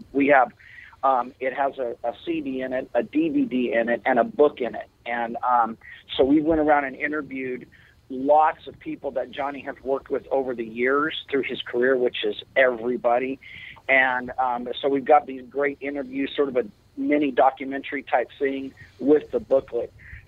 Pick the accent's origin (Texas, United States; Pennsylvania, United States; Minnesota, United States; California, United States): California, United States; Bakersfield; I mean, I'm from Bakersfield, California, where not one but two iconic figures in the country music